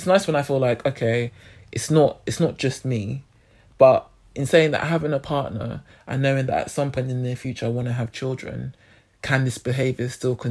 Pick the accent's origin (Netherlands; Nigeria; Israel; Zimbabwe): Nigeria; I'm Nigerian